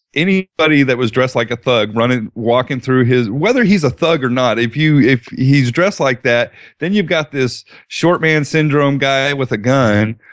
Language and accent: English; Colorado, United States; now in Dallas, United States; I did some growing up in Colorado